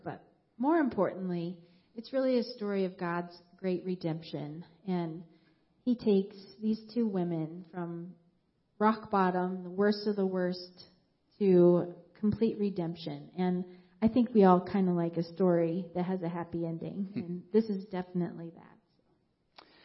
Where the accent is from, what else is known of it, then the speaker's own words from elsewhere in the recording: Moab, Utah, United States; moved away; I grew up in Moab, Utah, in a Christian family